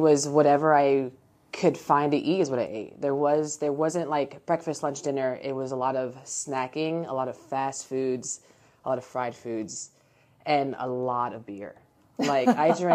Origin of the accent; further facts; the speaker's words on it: Orlando, Florida, United States; moved away as an adult; now in Jacksonville, United States; before we moved to Jacksonville, because we're from Orlando originally